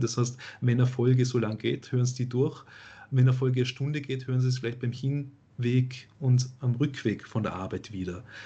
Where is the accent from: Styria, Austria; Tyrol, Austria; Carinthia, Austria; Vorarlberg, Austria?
Vorarlberg, Austria; Radio Vorarlberg, ja? was hören die Leute, wo ich herkomme